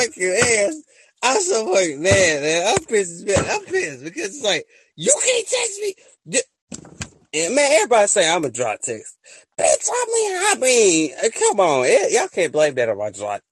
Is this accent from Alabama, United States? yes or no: yes; Alabama, United States; I'm from Alabama